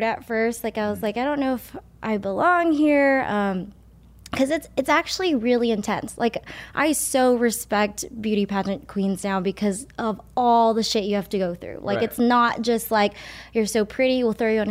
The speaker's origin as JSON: {"language": "English", "town": "Monterey Park", "region": "California", "country": "United States", "tie": "born or raised there", "said": "I was born here in Monterey Park in California, America"}